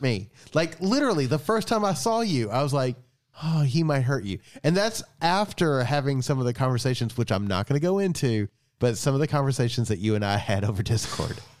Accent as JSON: {"language": "English", "region": "Eastern Kentucky", "country": "United States", "tie": "born or raised there", "said": "I was born and raised in Eastern Kentucky"}